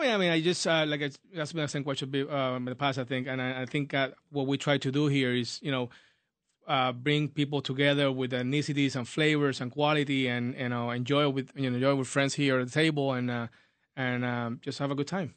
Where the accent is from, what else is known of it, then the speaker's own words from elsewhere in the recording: Puerto Rico; moved away as an adult; now in United States; I'm born and raised in Puerto Rico, moved to the United States, uh, a while ago